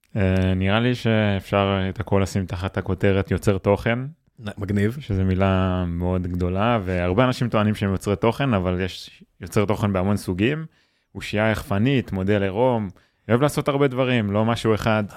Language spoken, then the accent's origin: Hebrew; Yotvata, Southern District, Israel; נולדתי בקיבוץ